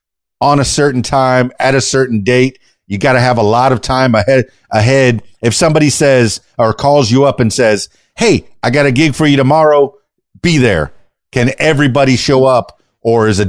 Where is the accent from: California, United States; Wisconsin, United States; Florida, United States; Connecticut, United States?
Florida, United States; Miami; I'm from Miami, Florida